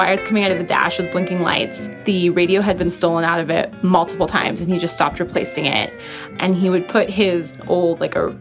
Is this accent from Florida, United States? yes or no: no; Washington, United States; now in Henderson, United States; I'm from Washington State